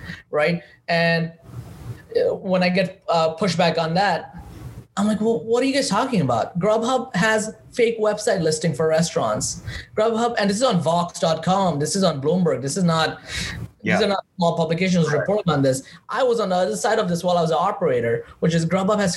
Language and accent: English; New York City, New York, United States; I'm from Queens